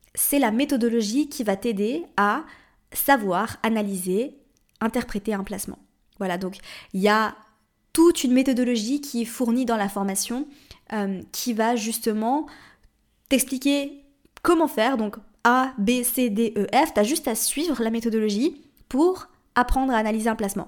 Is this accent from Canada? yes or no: no; Switzerland; moved away as an adult; also born or lived in Paris, France / Morocco; je suis suisse, si tu ne le savais pas. Et euh, en Suisse, on dit 90.